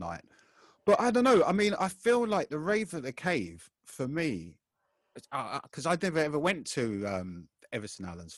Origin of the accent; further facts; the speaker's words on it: London, United Kingdom; I'm from Hackney, like Roy is